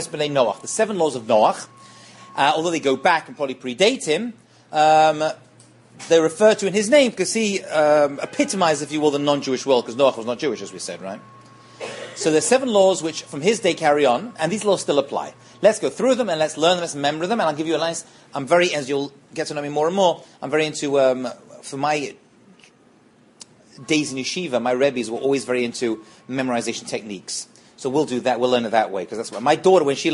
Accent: England, United Kingdom; I'm English.

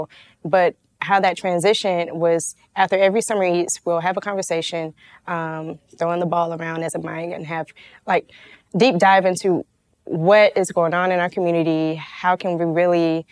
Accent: Atlanta, Georgia, United States; born and raised in the Swats

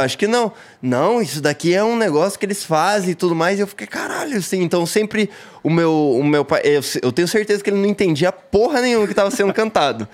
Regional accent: Paranaguá, Paraná, Brazil; born or raised there; also born or lived in Curitiba / Siqueira Campos

